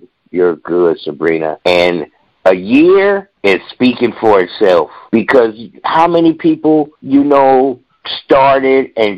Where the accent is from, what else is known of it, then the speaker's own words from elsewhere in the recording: Bay Area, California, United States; Growing up in the Bay Area, we had our more popular radio stations